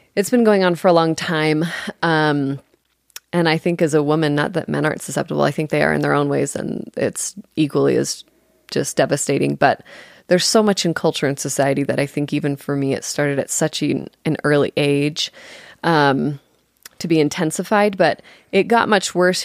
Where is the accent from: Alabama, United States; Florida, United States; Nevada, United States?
Nevada, United States; Las Vegas; I'm actually originally from, born and raised in Las Vegas, the real Las Vegas